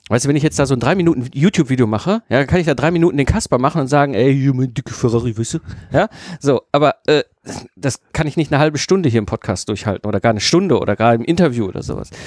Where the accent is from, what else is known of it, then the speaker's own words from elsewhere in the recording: North Rhine-Westphalia, Germany; ich komme aus dem Ruhrpott, ich mache ja auch noch die verrückte äh, Geschichte, ne?